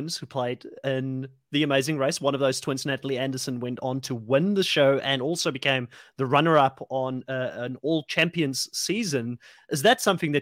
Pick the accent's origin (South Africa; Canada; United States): South Africa; moved away; I'm from South Africa originally